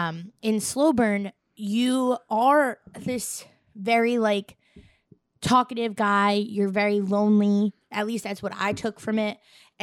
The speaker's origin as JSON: {"language": "English", "town": "Staten Island", "region": "New York", "country": "United States", "said": "I'm an Irish girl Staten Island with a little bit of Italian sprinkled in."}